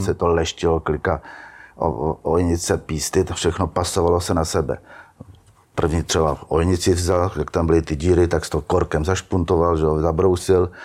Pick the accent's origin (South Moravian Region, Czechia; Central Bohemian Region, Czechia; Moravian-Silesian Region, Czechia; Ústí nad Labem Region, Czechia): Central Bohemian Region, Czechia; Štěchovice; Já pocházím ze Štěchovic